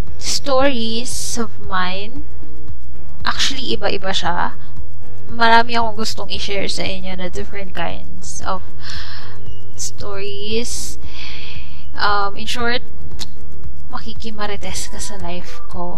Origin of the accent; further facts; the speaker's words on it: Manila, Metro Manila, Philippines; now in Mindanao, Philippines; Manilenya ako, guys. Manilenya. Mga 4 or 5, turning 5 years pa lang ako dito sa Mindanao. Lumipat kami ng family ko.